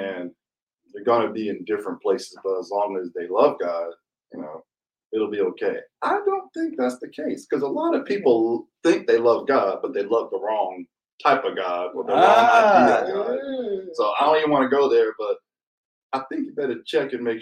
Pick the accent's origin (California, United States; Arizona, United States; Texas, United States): Texas, United States; Dallas; I am from Dallas, Texas